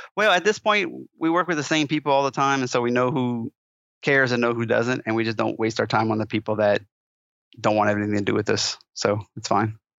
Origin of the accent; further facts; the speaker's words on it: Louisiana, United States; moved away as an adult; also born or lived in Colorado; I'm a Cajun